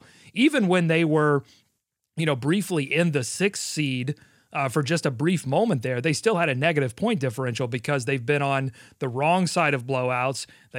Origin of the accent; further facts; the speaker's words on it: North Carolina, United States; I grew up in Rowan County, which is somewhat north of Gaston County, which I also grew up in, but I've spent some early years in Rowan County, early 90s years